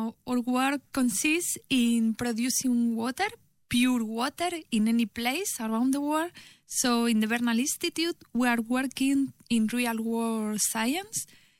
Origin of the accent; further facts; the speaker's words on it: Spain; English is a second language; Oh yes, I'm from Spain.